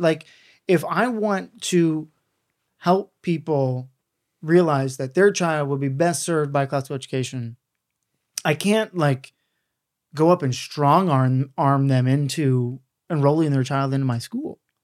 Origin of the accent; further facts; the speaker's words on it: the South, United States; I grew up in the South